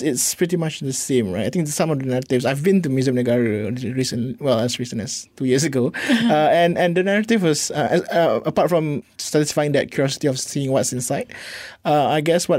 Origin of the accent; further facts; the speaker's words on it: Malacca City, Malacca, Malaysia; I was from Melaka, so so there are a lot of museums there.